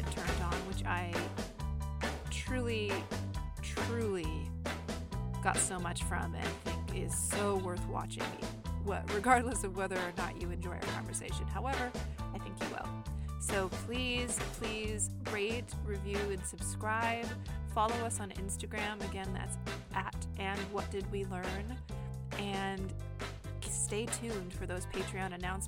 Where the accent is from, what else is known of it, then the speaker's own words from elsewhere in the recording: California, United States; I'm from California. I've grown up here my whole life.